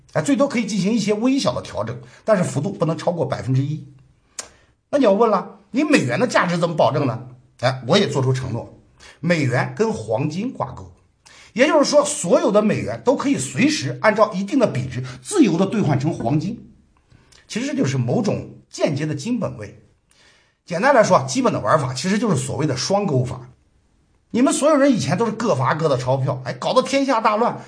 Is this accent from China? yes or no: yes; China; 我们中国人对这种遭遇啊，是有过深刻体会的